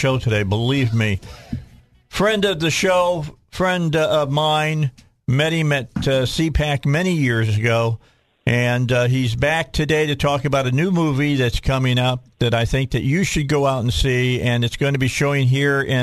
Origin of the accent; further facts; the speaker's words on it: outside of Chicago, Illinois, United States; moved away; I was born and raised right outside of Chicago